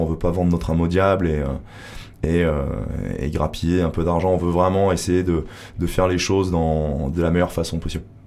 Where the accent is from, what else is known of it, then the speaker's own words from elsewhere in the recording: Grenoble, Auvergne-Rhône-Alpes, France; moved away as an adult; now in Hossegor, France; je viens de Grenoble, j'étais dans le commerce. je me suis installé là il y a quelques années